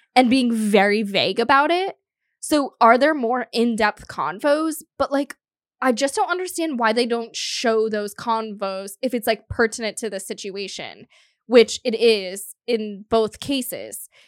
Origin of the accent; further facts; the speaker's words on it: South Florida, United States; moved away; I'm from South Florida